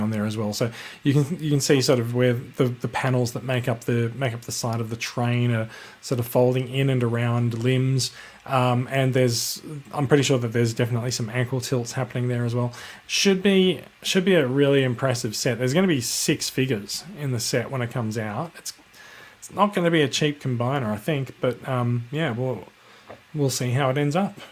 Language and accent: English; Australia; I am Australian